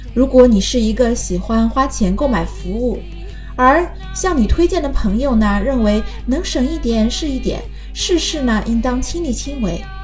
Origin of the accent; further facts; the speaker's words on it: China; 我们中国人